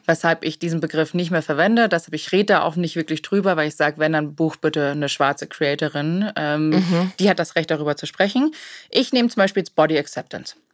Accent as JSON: {"language": "German", "country": "Germany", "said": "bei uns in Deutschland"}